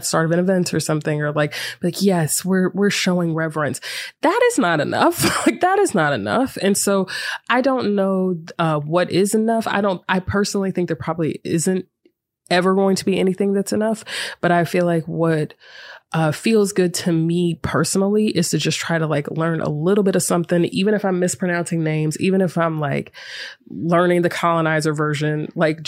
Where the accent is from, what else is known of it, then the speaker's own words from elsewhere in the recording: Greensboro, North Carolina, United States; moved away; I'm from Greensboro